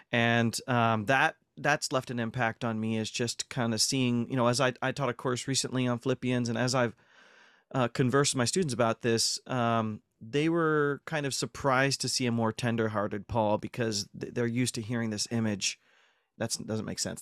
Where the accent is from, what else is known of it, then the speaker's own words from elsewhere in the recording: North Central Ohio, United States; moved away as an adult; also born or lived in Durham, United Kingdom; I was born and raised in North Central Ohio, so I'm a, I'm a heartland boy.